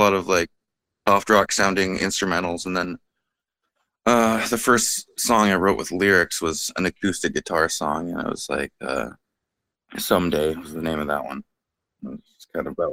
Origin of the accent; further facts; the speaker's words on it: Bellingham, Washington, United States; I'm born and raised in Bellingham.